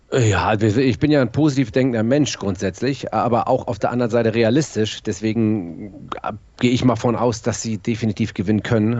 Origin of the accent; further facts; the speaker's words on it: Hamburg, Germany; ich bin in Hamburg-Bergedorf geboren und äh, bin dann in Mümmelmannsberg aufgewachsen